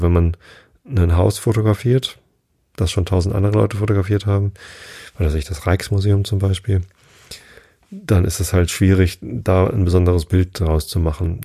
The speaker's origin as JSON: {"language": "German", "region": "Hamburg", "country": "Germany", "said": "wir kommen aus Hamburg"}